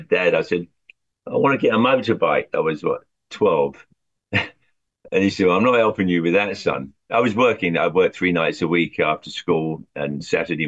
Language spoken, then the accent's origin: English; London, United Kingdom; now in Long Island, United States; I grew up in Southwest London, Hounslow.